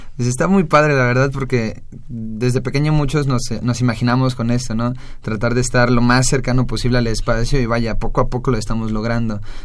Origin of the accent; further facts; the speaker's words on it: Mexico; somos los únicos mexicanos